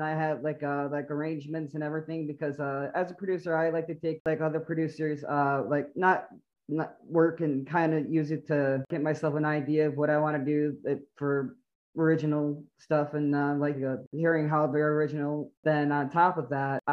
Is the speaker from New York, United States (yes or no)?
yes; New York, United States; moved away as an adult; now in Florida, United States; I'm originally from New York. I recently just moved down to Florida a couple of years back.